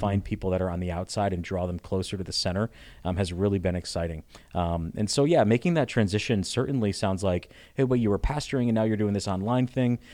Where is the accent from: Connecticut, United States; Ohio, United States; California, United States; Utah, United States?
Connecticut, United States; moved away as an adult; also born or lived in Richmond, Virginia; I'm from Connecticut originally.